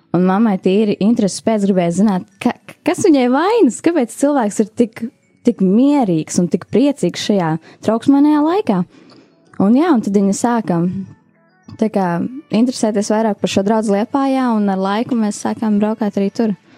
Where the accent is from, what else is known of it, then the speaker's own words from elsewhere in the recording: Aizpute, Kurzeme, Latvia; moved away as an adult; now in Riga, Latvia; es nāku no mazas pilsētiņas, Skurzemē